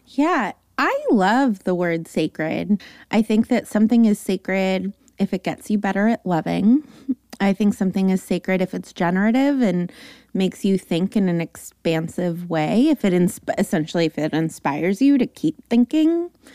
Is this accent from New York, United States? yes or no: no; Los Angeles, California, United States; San Fernando Valley. So I come by my likes and totallys and definitleys very authentically